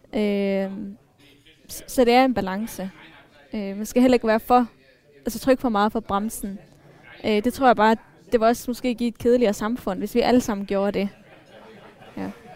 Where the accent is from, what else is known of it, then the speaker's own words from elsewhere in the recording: Denmark; jeg er ikke etnisk dansker, øh, men jeg er vokset op her